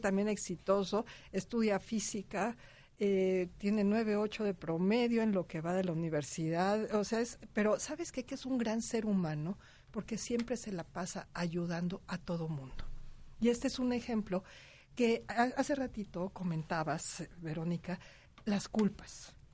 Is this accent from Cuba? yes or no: no; Mexico; como mexicanos